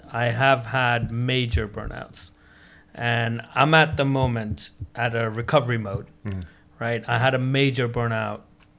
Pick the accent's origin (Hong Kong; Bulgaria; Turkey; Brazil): Hong Kong; so growing up in Hong Kong, it's more of where people go like, okay, I'm going to work as much as I can